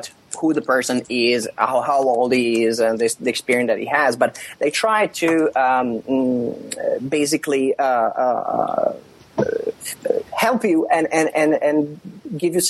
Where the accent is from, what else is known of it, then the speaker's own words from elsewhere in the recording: Italy; now in Finland; I was born in South Europe, in Italy